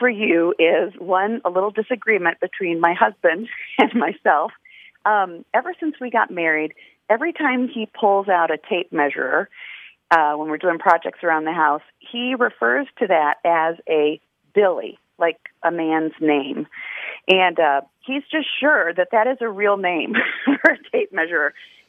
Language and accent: English; Fort Wayne, Indiana, United States; also born or lived in Cleveland, Ohio; We're both Midwestern kids. I grew up, I was born in Cleveland and raised in Fort Wayne, Indiana.